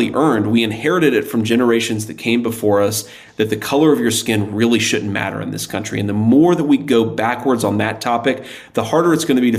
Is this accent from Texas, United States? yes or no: no; Middletown, Ohio, United States; I'm from Middletown, Ohio